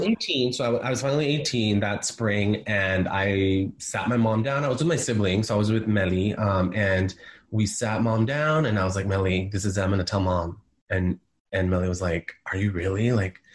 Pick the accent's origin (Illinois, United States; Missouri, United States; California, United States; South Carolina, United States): California, United States; San Diego; also born or lived in Guerrero, Mexico; now in San Francisco, United States; I grew up in San Diego and um, California. I'm a California boy